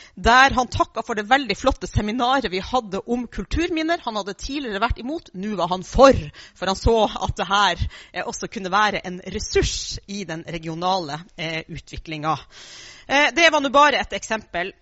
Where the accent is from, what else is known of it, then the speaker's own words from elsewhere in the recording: Finnmark, Norway; Jeg er jo da fra Finnmark